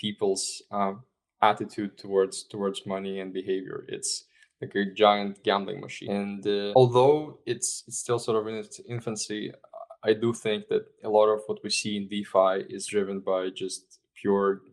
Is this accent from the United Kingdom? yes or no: no; Estonia; I'm originally from Estonia